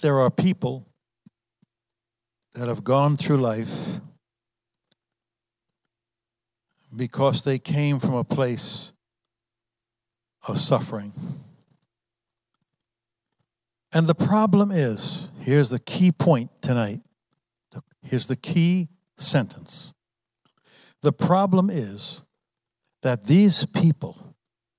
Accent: New York, United States; I was raised in New York. I was raised in a Christian family. I was raised in New York

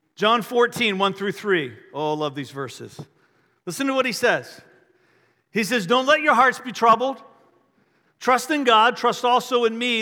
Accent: Richmond, Virginia, United States; I grew up outside of Richmond

